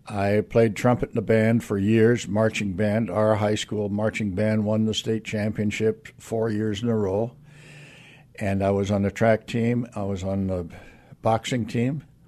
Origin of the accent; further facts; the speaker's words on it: Aurora, Nebraska, United States; moved away; also born or lived in Kewanee, Illinois; I was born and raised in Nebraska